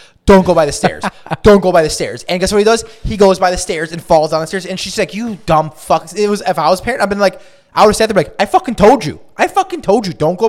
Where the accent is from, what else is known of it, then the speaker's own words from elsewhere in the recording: Chicago, Illinois, United States; where I grew up in Roscoe Village